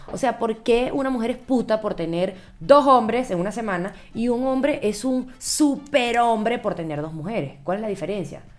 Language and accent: Spanish; Venezuela; en mi país también, en Venezuela también.